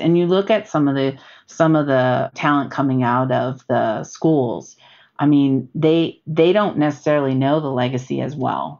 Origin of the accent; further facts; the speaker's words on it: Bay Area, California, United States; moved away; I come from the Bay Area